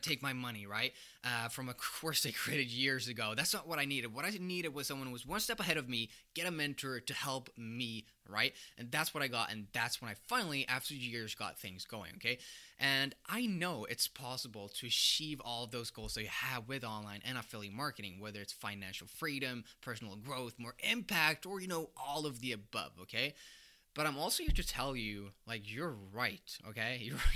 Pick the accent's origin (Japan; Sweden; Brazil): Sweden; moved away as an adult; also born or lived in United States; I'm from Sweden